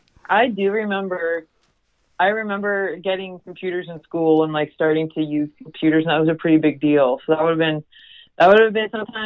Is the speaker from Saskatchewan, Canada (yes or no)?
yes; Mortlach, Saskatchewan, Canada; also born or lived in Parkbeg, Saskatchewan; I was from a farm nestled in between Mortlach and Park Big. So I'm technically from like both communities